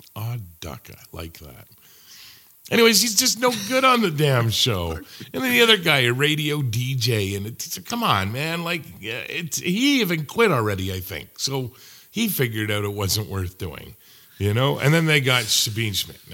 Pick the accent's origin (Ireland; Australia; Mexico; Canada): Canada; Hamilton, Ontario; moved away; I am from Hamilton.